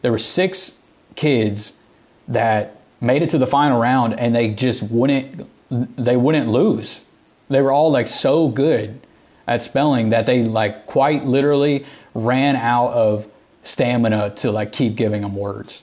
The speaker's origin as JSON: {"language": "English", "region": "the South", "country": "United States", "tie": "born or raised there", "accent": "Southern", "said": "I grew up in the South, and I have a Southern accent"}